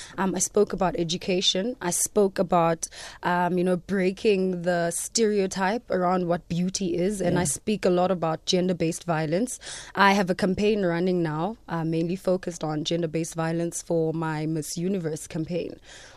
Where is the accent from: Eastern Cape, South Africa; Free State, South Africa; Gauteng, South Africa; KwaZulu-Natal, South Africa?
Eastern Cape, South Africa; Tsolo; now in Johannesburg, South Africa; I'm from Utsolo, Esdwadweni in the Eastern Cape.